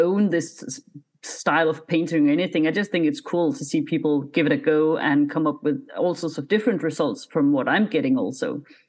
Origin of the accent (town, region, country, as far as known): Denmark; first language Danish; English is a second language